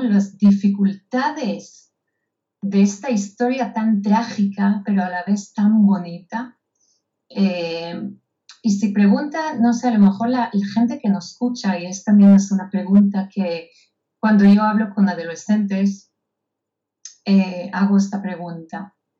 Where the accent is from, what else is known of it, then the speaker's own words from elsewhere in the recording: Israel; moved away; yo nací en Israel, en un kibutz